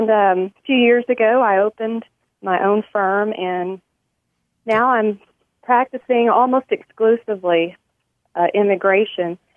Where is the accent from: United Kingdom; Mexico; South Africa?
Mexico; but but also growing up in Mexico afforded me the opportunity to learn new language, uh, new culture, and just giving me a love for for other people groups.